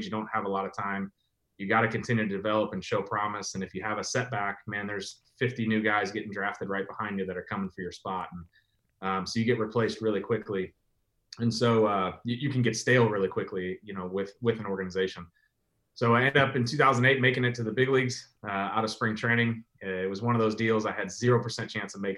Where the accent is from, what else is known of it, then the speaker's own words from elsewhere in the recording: St. Louis, Missouri, United States; I grew up here in St. Louis and grew up a huge Cardinals fan